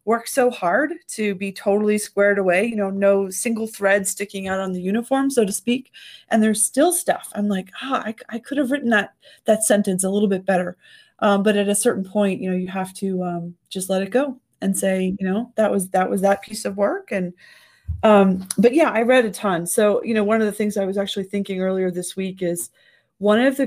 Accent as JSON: {"language": "English", "region": "California", "country": "United States", "tie": "born or raised there", "also_born_or_lived": "the South", "said": "I was a California kid with bright blonde hair and grew up by the ocean"}